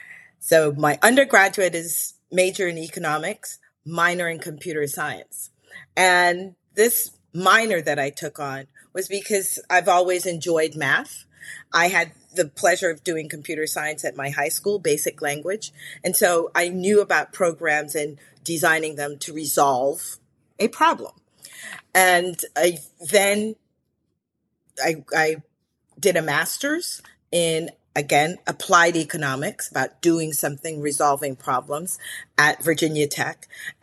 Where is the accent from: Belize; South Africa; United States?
Belize; I'm originally from Belize in Central America, and I'm Garinagu in culture.